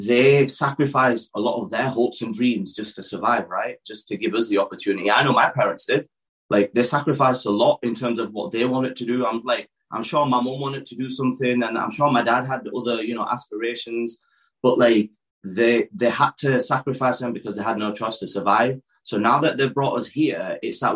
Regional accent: Dewsbury, Yorkshire and the Humber, United Kingdom; also born or lived in Karachi, Pakistan; growing up in Dewsbury

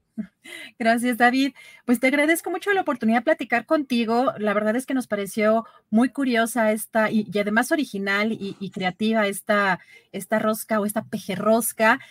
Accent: Mexico

